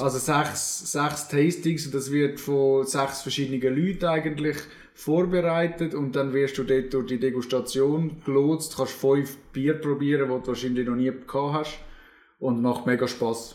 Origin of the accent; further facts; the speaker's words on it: Zürcher Unterland, Zurich, Switzerland; als Zürcher Unterländer